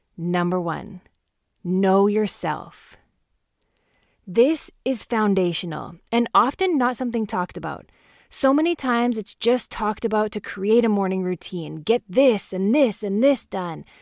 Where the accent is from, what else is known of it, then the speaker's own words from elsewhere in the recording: Canada; growing up in Canada